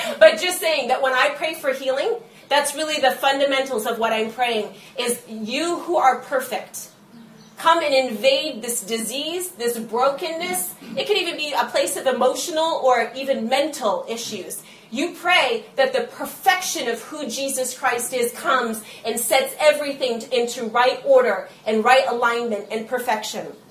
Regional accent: United States; we as the church and as Americans

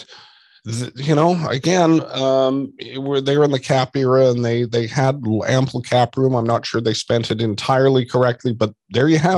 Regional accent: Vancouver, British Columbia, Canada; growing up in Vancouver

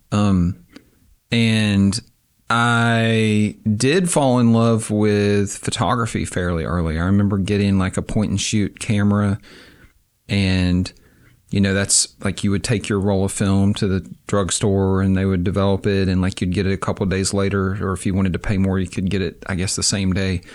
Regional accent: Avery County, Western North Carolina, United States; moved away as an adult; also born or lived in Durham, North Carolina / Kunshan, China; now in Oxford, Mississippi, United States; I was born in Western North Carolina in a very small rural county, uh, Avery County.

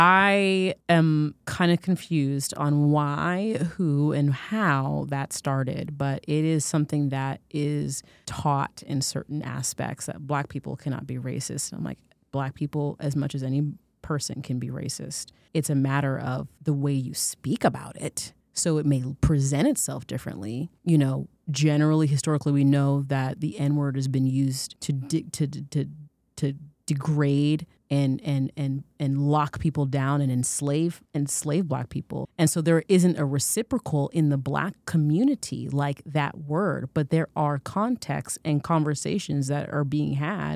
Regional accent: Florida, United States; as a dark-skinned African-American child growing up in Florida in the 90s

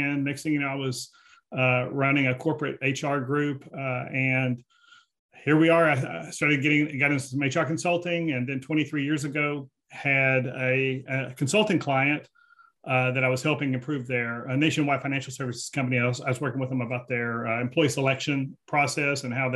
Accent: Fort Worth, Texas, United States; I grew up on the west side of Fort Worth

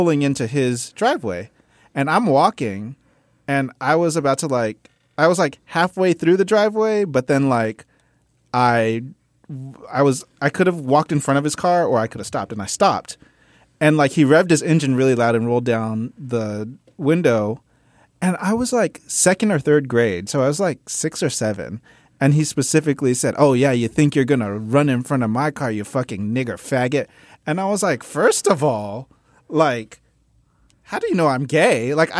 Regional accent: San Diego, California, United States; also born or lived in Mississippi / Memphis / New York; I grew up in San Diego, and I often – you know, when people – if someone on Grindr asks me, where are you from, it's a whole timeline.

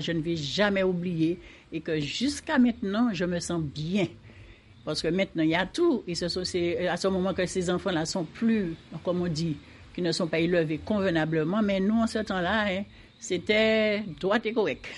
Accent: Martinique; je suis née à Saint-Laurent et je suis restée jusqu'à présent

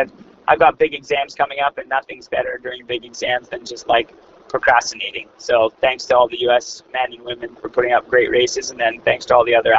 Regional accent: Canada; I'm a Canadian

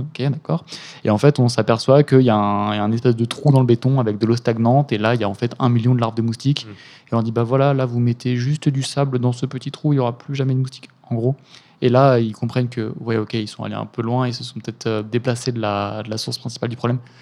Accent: Eure, Normandy, France; now in Lyon, France; je viens de la Haute-Normandie en heure, dans l'heure, donc c'est beaucoup de, champs

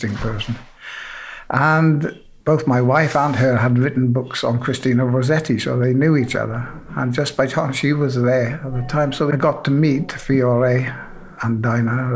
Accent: South Wales, United Kingdom; moved away as an adult; also born or lived in Reading / Pietrasanta; I was born in South Wales, spent the first 18 years of my life in South Wales, and then I left home

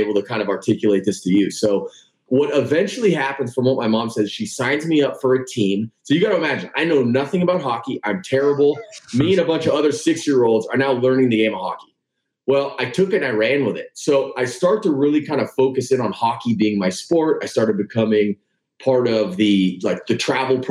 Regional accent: Southern California, United States; I grew up in Southern California

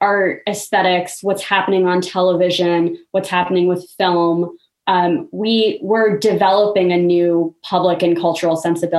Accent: United States; I grew up in the suburbs, which I thought were total no places, like cookie cutter homes. The subdivision I grew up in was called Deerfield East 2, like not even Deerfield East

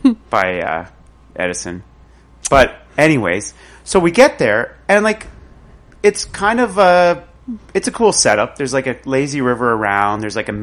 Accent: Tweed, Ontario, Canada; I'm from Tweed.

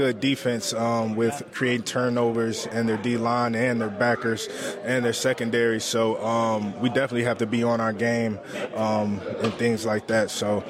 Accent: Chicago, Illinois, United States; My parents, they're from Africa. They're from Liberia, but I grew up in Chicago.

